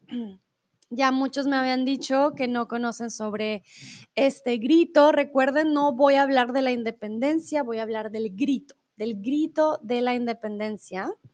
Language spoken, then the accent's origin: Spanish; Colombia; also born or lived in Mexico; now in Germany; soy de Colombia. Yo soy colombiana